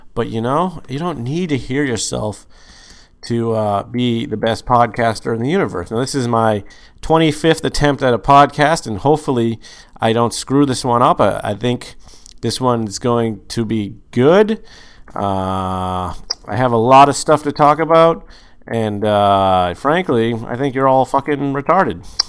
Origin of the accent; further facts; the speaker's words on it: Boston, Massachusetts, United States; I said I was from Boston